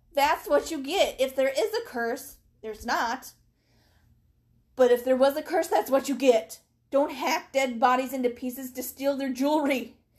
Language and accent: English; United States; as an American